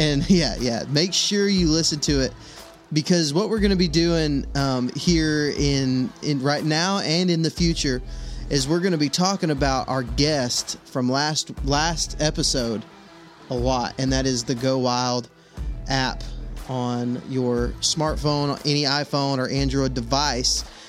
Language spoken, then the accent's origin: English; Texas, United States; now in Alabama, United States; I'm from Texas, and I live in Alabama